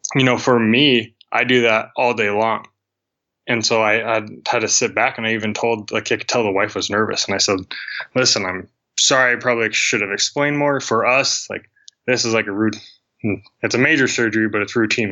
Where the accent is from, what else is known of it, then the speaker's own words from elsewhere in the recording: Billings, Montana, United States; i'm from billings montana